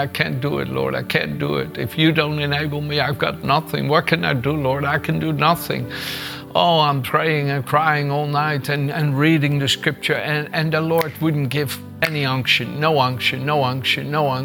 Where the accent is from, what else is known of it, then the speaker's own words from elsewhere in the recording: Netherlands; moved away as an adult; also born or lived in Gouda; In Holland, that I was born in the Netherlands and raised for the first 26 years of my life